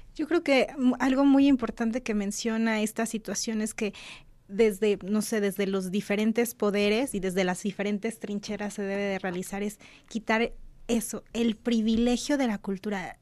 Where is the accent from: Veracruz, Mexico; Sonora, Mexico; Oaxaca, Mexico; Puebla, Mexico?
Puebla, Mexico; nosotros también como poblanos conozcamos nuestra propia cultura